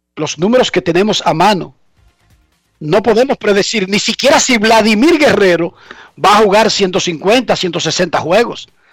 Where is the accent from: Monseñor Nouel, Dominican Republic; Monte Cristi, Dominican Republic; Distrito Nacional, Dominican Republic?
Distrito Nacional, Dominican Republic; Herrera; yo soy de Herrera